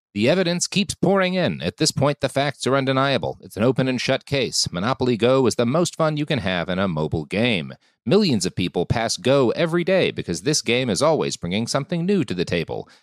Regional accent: Texas, United States; moved away; also born or lived in California / Washington, D.C.; I grew up in Texas, and then I moved to California.

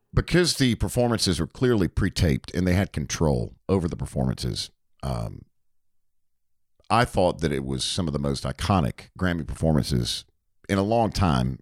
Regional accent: Hickory, North Carolina, United States; worked at a A M Country station in my hometown of Hickory, North Carolina.

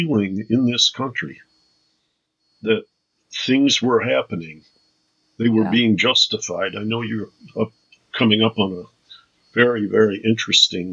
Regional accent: Detroit, Michigan, United States; I come from Detroit

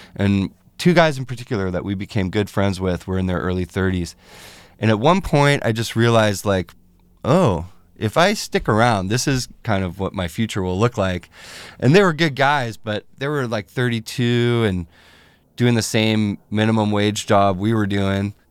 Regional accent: Fairfax, California, United States; moved away as an adult; also born or lived in San Francisco; now in Los Angeles, United States; Bay Area, yeah, I grew up in the North Bay and West Marin over there in Fairfax, San Anselmo area

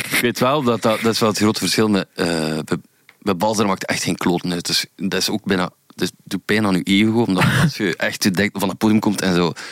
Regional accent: West Flanders, Belgium; we zijn West-Vlamingen

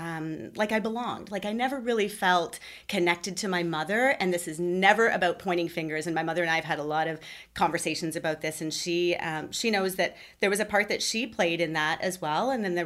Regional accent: Toronto, Ontario, Canada; moved away; I was born near Toronto. I lived there for several years. I moved

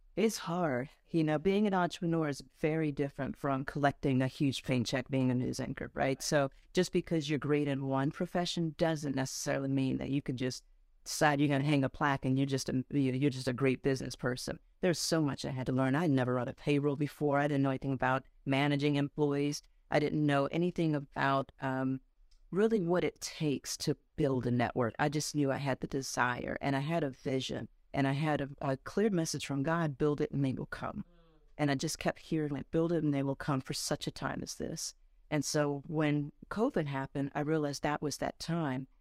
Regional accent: Dover, Delaware, United States; also born or lived in Ohio; I grew up in Dover, Delaware. I was born in Ohio, though

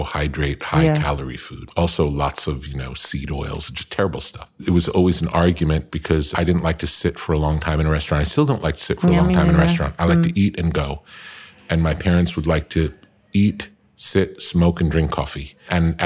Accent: Long Beach, New York, United States; now in Malibu, United States; I grew up in Long Island

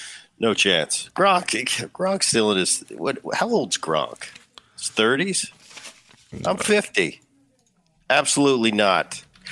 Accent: Philadelphia, Pennsylvania, United States; I love going back to Philly. I grew up in the Philly area.

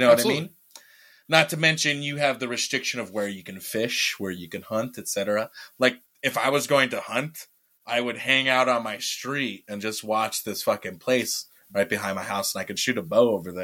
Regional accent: a reservation in South Dakota, United States; on my reservation

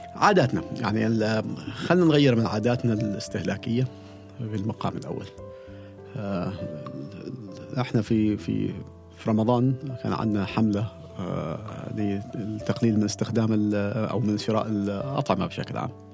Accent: Oman; عندنا في عمان

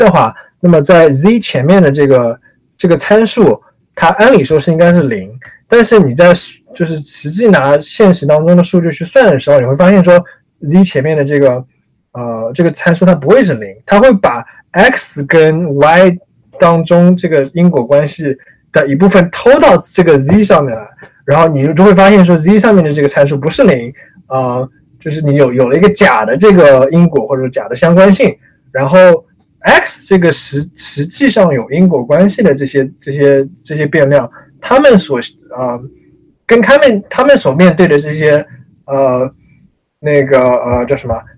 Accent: China; now in United States; 作为我们作为中国人，作为呃，可能有些人就是华裔美国人，我从从我们从我们的利益出发来看这个问题

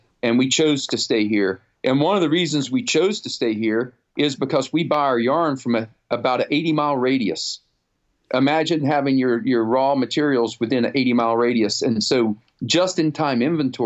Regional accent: North Carolina, United States; also born or lived in Nottingham, United Kingdom / Pennsylvania / Rhode Island / New Hampshire; I grew up in the South

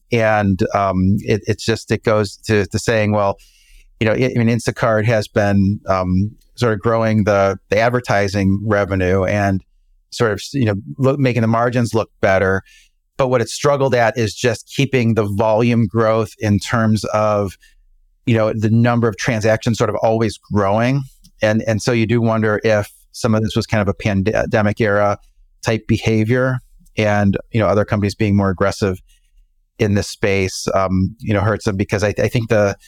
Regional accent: Chicago, Illinois, United States; Yeah, you know, I grew up in the Chicago area.

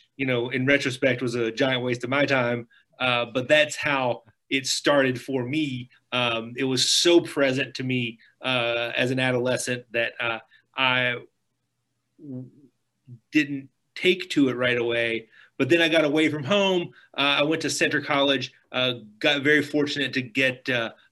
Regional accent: Lebanon, Kentucky, United States; now in Louisville, United States; I'm from Lebanon, Kentucky in Marion County

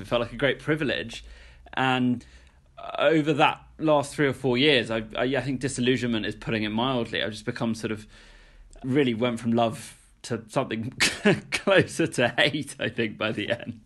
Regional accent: United Kingdom; born or raised there; moved away as an adult

